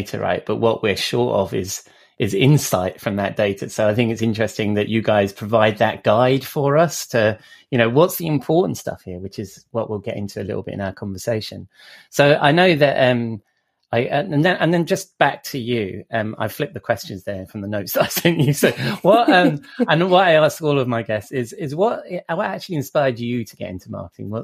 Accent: England, United Kingdom; I'm English

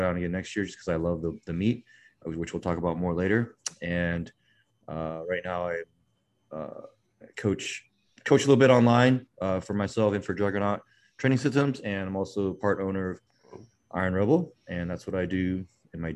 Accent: San Diego, California, United States; also born or lived in Taiwan; now in Irvine, United States; And I grew up in San Diego

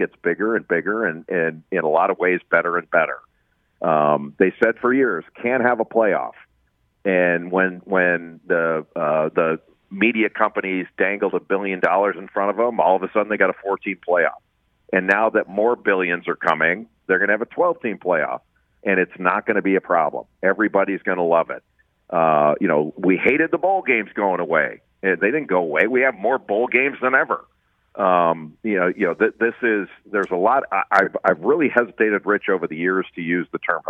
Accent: Los Angeles, California, United States; I grew up in Los Angeles when it was the Pac-8

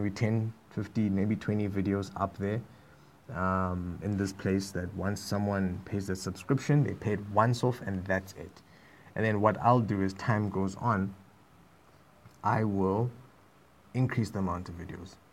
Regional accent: South Africa

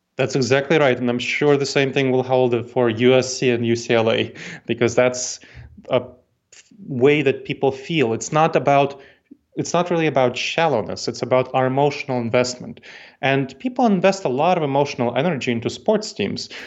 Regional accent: New York City, New York, United States; accent: New York tang; now in Columbus, United States; I grew up in New York City, so my family came to New York City, that's where I grew up

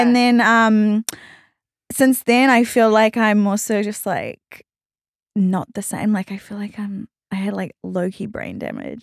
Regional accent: New Zealand; accent: Australian; moved away as an adult; now in Australia; I actually was born in New Zealand and I grew up in New Zealand.

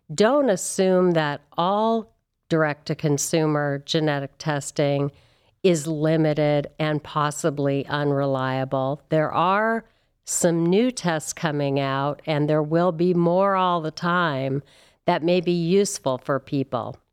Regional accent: California, United States; moved away as an adult; also born or lived in Santa Barbara / San Francisco; now in Cleveland, United States; I am from California

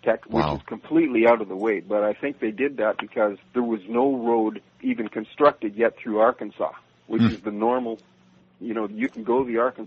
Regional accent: Canada; moved away as an adult; now in New Orleans, United States; I'm a Canadian, and I immigrated to New Orleans with my wife and family, my wife being from here, about 11 years ago

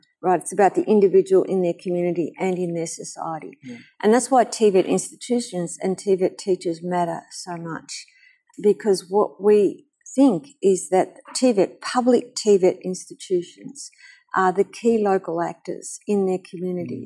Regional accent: Australia; I am from Australia

